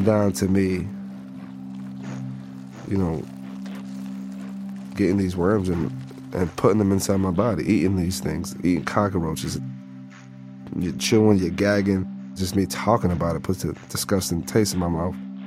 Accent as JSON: {"language": "English", "country": "United States", "said": "as an American"}